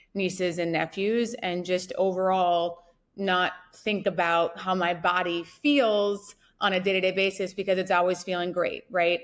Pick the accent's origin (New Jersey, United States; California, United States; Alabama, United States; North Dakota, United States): North Dakota, United States; I grew up in North Dakota